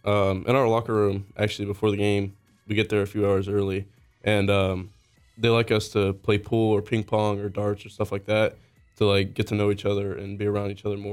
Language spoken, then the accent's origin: English; Daytona Beach, Florida, United States; I'm from Daytona Beach, Florida.